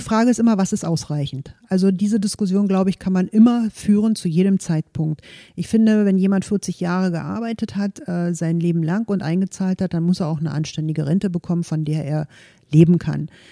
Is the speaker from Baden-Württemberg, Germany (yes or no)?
no; Potsdam, Brandenburg, Germany; moved away as an adult; also born or lived in Leipzig / Munich / Berlin; Ich bin hier in Potsdam geboren, in Golm groß geworden, war zwischenzeitlich natürlich auch in Leipzig, in München, in Berlin, bin aber wieder zurück in meine Heimat